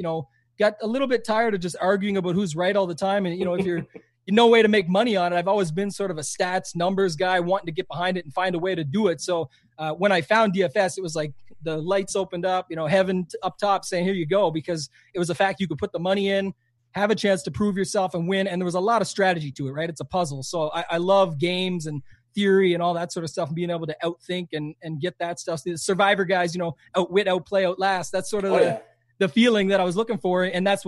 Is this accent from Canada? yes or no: yes; Canada